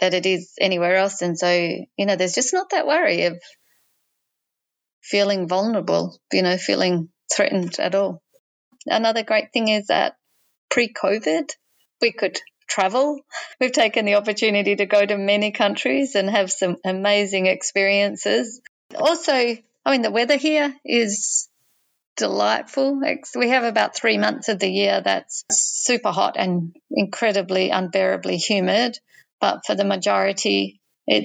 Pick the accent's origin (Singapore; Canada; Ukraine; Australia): Australia; Perth, Western Australia; moved away as an adult; also born or lived in Tasmania; now in Abu Dhabi, United Arab Emirates; I'm from Perth. I was born in Tasmania. My parents emigrated from England. In 1996, we moved to Perth, Western Australia, and we've been there ever since.